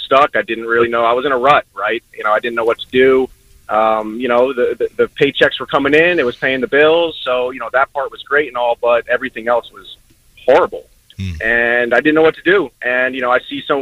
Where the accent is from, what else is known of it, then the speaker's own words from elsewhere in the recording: New York, United States; now in Orlando, United States; I'm from New York, but I live down here now